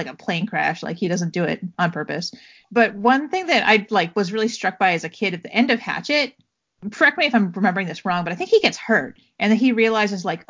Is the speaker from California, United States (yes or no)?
yes; Southern California, United States; we grew up in Southern California